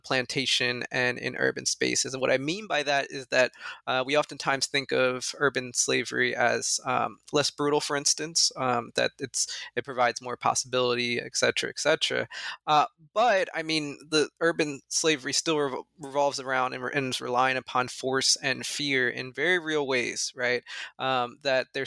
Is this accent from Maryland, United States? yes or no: no; Northern Delaware, United States; I'm actually from Northern Delaware, which is in many ways, as you well know, right? In many ways, a suburb of Philadelphia